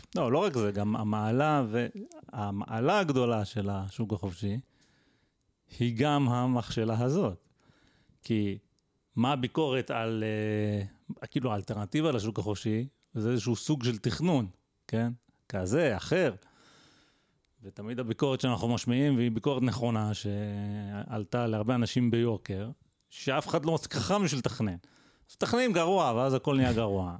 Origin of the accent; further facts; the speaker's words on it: Israel; בתור ישראלי